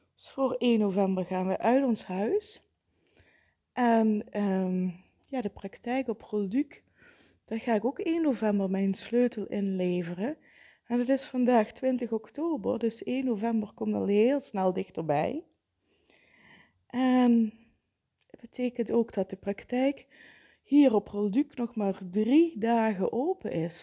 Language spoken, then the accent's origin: Dutch; Vijlen, Limburg, Netherlands; now in Kerkrade, Netherlands; in mijn oude thuis, het is het huis waar ik ben opgegroeid